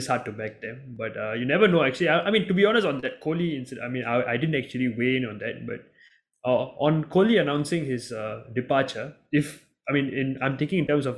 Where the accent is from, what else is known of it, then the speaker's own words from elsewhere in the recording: Singapore; being a Singaporean